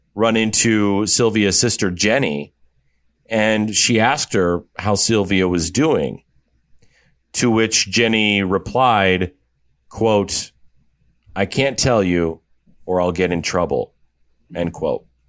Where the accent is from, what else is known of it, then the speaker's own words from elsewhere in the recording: Iowa, United States; she actually relocated to my home state, which I was shocked to find this out, of Iowa.